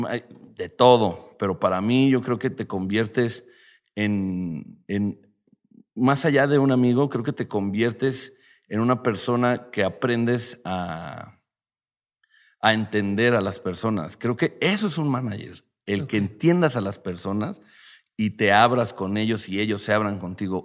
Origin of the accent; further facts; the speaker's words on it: Mexico City, Mexico; also born or lived in Ixtapaluca, State of Mexico; ya vivíamos en Cabeza de Juárez. Y luego nos fuimos a vivir más al pinche estado